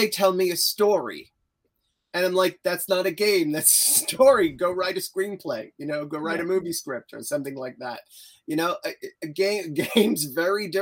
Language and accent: English; New York, United States; moved away as an adult; now in England, United Kingdom; I live in England. I'm originally from New York, was born in New York. I came to England to avoid law school